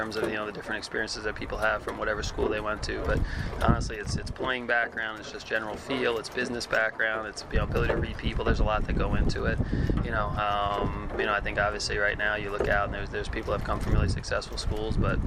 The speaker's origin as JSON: {"language": "English", "region": "New York", "country": "United States", "moved": "yes", "said": "I was from New York"}